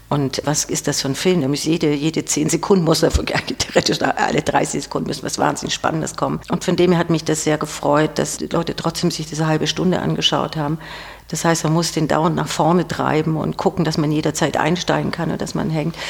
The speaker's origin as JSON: {"language": "German", "town": "Ulm", "region": "Baden-Württemberg", "country": "Germany", "tie": "born or raised there", "accent": "leicht süddeutsch", "lives_now": "Stuttgart, Germany", "said": "Ich bin in Ulm geboren, aber nicht dauerhaft aufgewachsen, aber doch ein Großteil"}